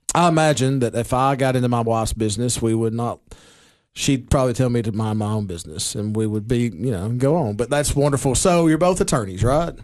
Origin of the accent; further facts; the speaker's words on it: Baxter, Tennessee, United States; my hometown of Baxter